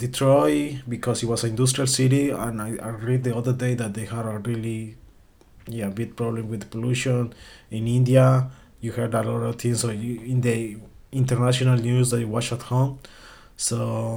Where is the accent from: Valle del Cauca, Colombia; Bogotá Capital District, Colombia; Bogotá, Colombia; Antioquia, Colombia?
Antioquia, Colombia; Medellín; English is a second language; moved away; I came from Colombia, especially from Medellin City. I went to public school